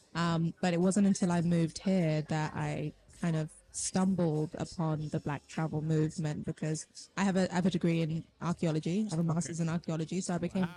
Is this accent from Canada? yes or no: no; London, United Kingdom; I born and raised in London, so an East African and Haitian parents.